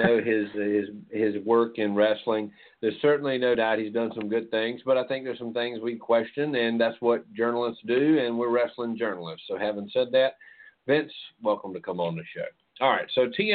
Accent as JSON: {"language": "English", "town": "Jackson", "country": "United States", "said": "I'm from Jackson"}